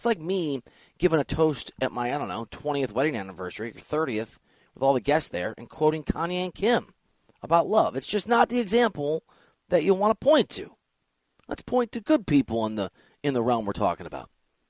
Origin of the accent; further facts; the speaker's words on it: Dubuque, Iowa, United States; also born or lived in Chicago suburbs, Illinois; I grew up in Dubuque, Iowa, and the Chicago suburbs, and then back to Dubuque, Iowa. Dubuque, about 2.5 hours from Chicago, Illinois. I grew up in the Bulls orbit.